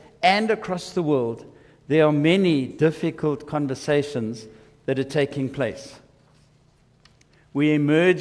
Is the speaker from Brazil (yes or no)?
no; South Africa; I am a South African